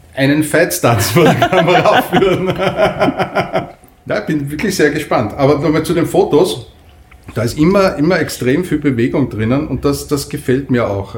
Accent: Upper Austria, Austria; accent: Upper Austrian; ich bin zweisprachig aufgewachsen, nämlich Oberösterreichisch ja. und Österreichisch

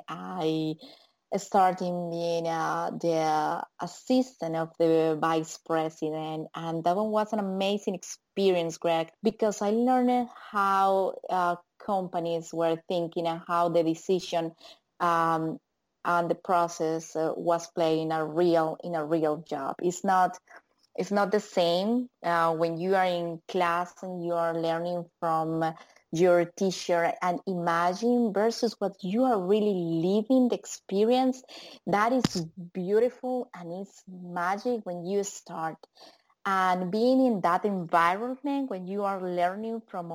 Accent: Colombia; English is a second language; moved away; I am from South America, Colombia specifically.

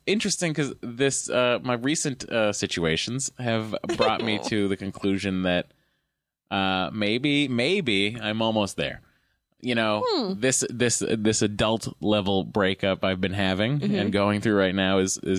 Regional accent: Lowell, Massachusetts, United States; I'm from Lowell, right? Massachusetts.

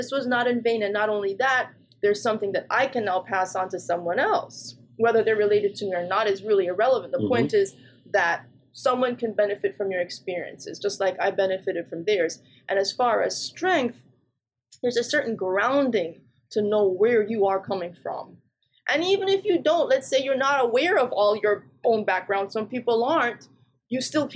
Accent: Jamaica; moved away; also born or lived in England / New Jersey, United States; I was born in England, but grew up in Jamaica and also New Jersey. And so when I was in Jamaica, I grew up on a farm

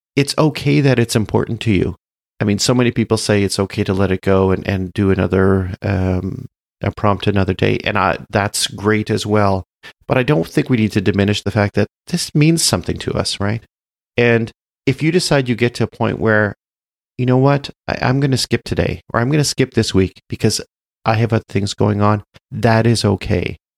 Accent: Canada; I'm Canadian

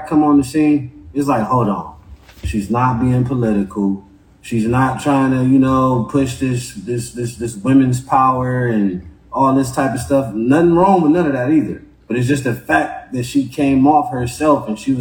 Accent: Los Angeles, California, United States; That's where I was born and raised at, man. I'm from South Central

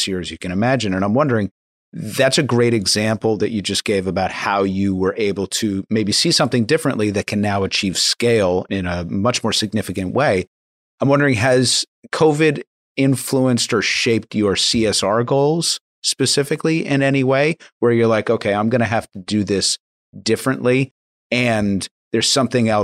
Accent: Long Island, New York, United States; I live in a predominantly Latino community on Long Island

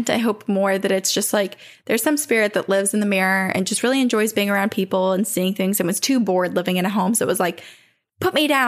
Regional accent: Queensland, Australia; accent: Australian; I'm from Australia.

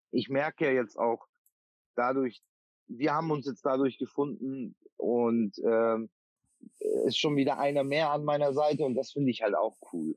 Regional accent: Bavaria, Germany; now in Oldenburg, Germany; komme gebürtig aus Bayern

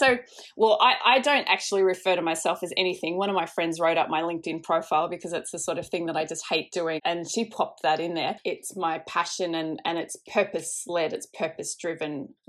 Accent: Indonesia; I grew up in Indonesia, so I think I've just grown up with an interest in social causes

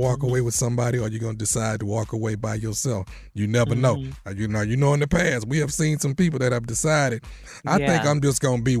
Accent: Houston, Texas, United States; I'm from Houston

